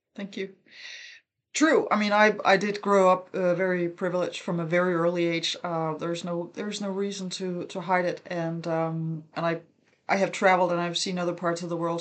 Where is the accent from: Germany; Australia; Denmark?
Denmark; I grew up in Denmark